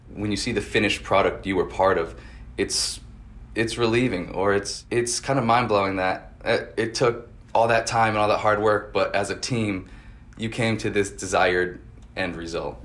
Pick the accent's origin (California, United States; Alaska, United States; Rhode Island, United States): Rhode Island, United States; West Kingston; I grew up next in West Kingston, so I'm a local